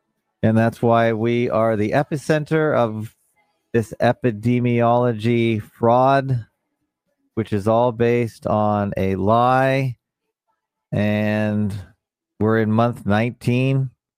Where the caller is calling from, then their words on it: Toronto, Ontario, Canada; I come to you from the North Shores of Lake Ontario. Toronto, Ontario, Canada, the media capital of Canada